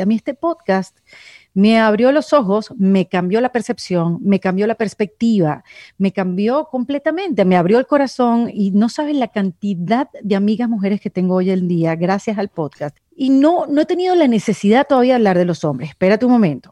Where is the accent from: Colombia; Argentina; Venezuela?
Venezuela; now in Miami, United States